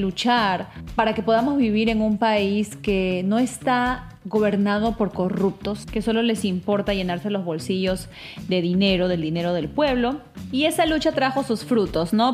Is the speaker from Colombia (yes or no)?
no; Peru; mi país, Perú